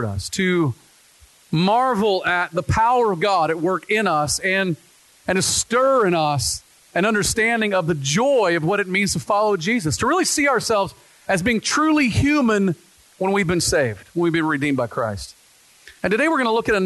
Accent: the South, United States; now in Pacific Northwest, United States; I grew up in the South

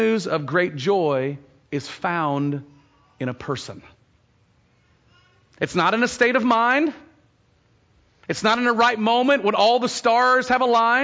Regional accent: Texas, United States; now in Oregon, United States; as a Texan

